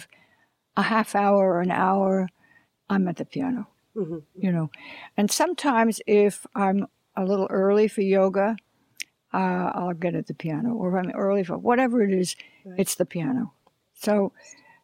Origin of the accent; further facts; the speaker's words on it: Long Island, New York, United States; now in Los Angeles, United States; I come from Long Island, and that's flat, you know, no mountains there